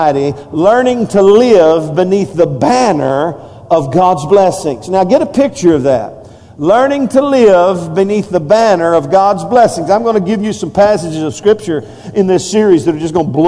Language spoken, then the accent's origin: English; United States; as American